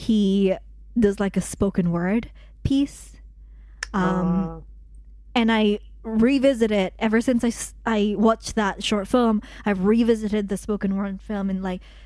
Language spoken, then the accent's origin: English; United Kingdom; I'm British